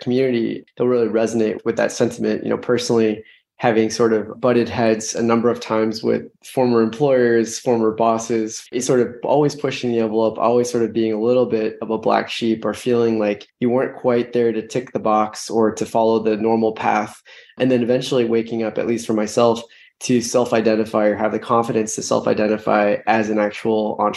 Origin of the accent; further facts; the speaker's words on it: San Francisco, California, United States; I grew up in San Francisco